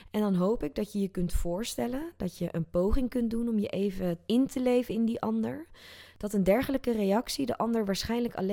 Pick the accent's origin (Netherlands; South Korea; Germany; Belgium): South Korea; born there; neem ik je even mee terug naar 2015, waar ik in Zuid-Korea, dat is het land waar ik geboren ben, in een bioscoop de film Inside Out zag